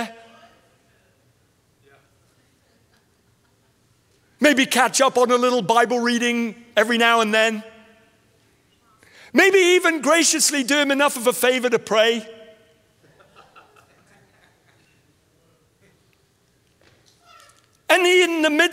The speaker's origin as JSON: {"language": "English", "region": "England", "country": "United Kingdom", "said": "I was no longer English"}